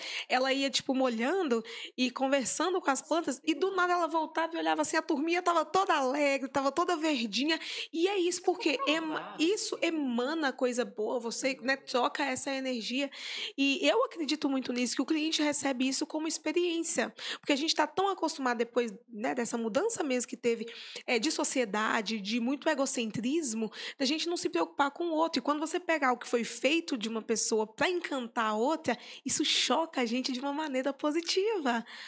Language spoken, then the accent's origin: Portuguese; Sete Lagoas, Minas Gerais, Brazil; que sou de Sete Lagoas